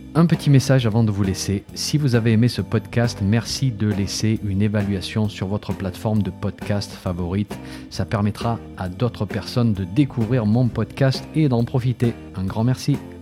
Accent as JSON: {"language": "French", "country": "France", "said": "chez nous en France"}